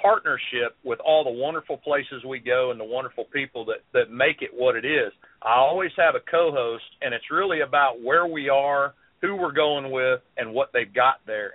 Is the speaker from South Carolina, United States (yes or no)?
yes; South Carolina, United States; also born or lived in Columbia, South Carolina; I'm from South Carolina. I live right dead in the middle of the state in Columbia.